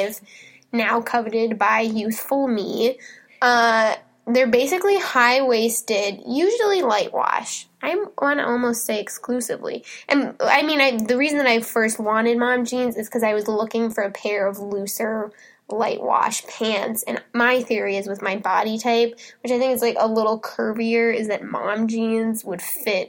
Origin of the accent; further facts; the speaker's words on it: Minnesota, United States; I'm from Minnesota.